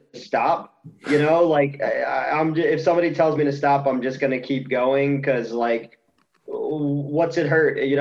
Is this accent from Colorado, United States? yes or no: no; New Jersey, United States; I'm from South Jersey